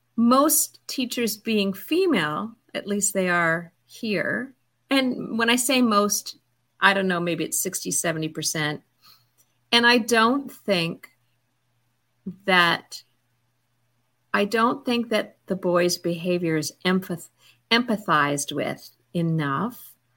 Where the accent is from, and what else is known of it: Toronto, Ontario, Canada; born or raised there